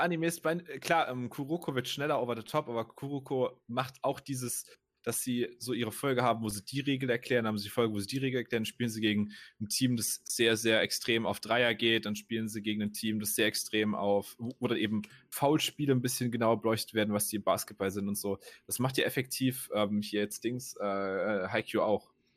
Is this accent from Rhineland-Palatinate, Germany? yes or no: yes; Rhineland-Palatinate, Germany; in meiner Heimatregion